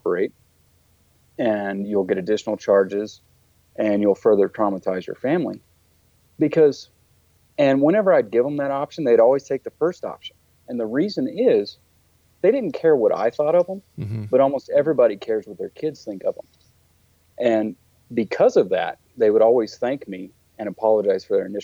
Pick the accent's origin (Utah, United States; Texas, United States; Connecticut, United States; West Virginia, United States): Texas, United States; moved away as an adult; now in Colorado, United States; I grew up in Texas, and I joined the Marine Corps at a young age